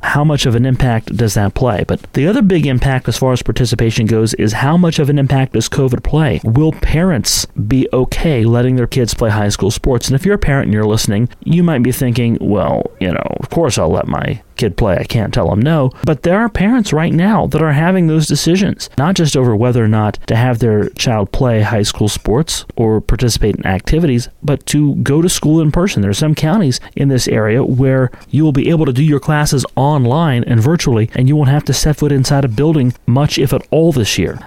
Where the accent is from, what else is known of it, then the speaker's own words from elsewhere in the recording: St. Marys, West Virginia, United States; growing up in St. Mary's, I'm a graduate of the class of 2003